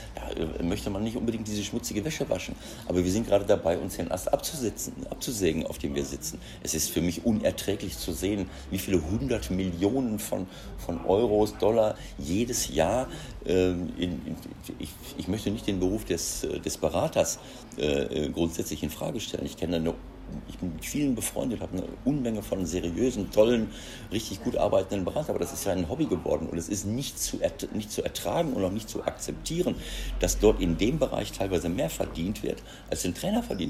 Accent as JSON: {"language": "German", "region": "North Rhine-Westphalia", "country": "Germany", "tie": "born or raised there", "moved": "as an adult", "lives_now": "Mönchengladbach, Germany", "said": "Wenn ich nach Ostwestfalen komme und treffe alte Freunde, alte Schulkollegen, alte Freunde, äh, ehemalige Spieler, Kollegen, dann ist das natürlich, äh, kommt dieses Heimatgefühl, wo du herkommst, natürlich immer wieder hoch"}